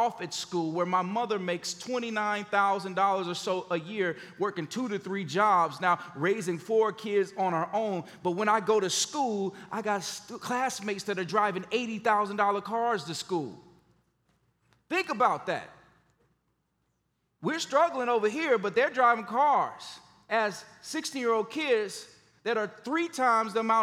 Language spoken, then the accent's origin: English; Gary, Indiana, United States; moved away as an adult; also born or lived in Memphis, Tennessee; When I grew up in Gary, Indiana, it was the murder capital of the world.